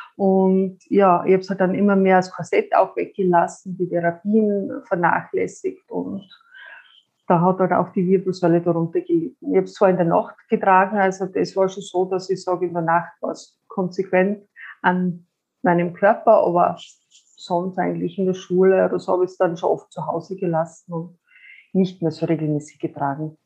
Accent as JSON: {"language": "German", "region": "Styria", "country": "Austria", "said": "Ich komme aus der Steiermark, bin 45 Jahre alt"}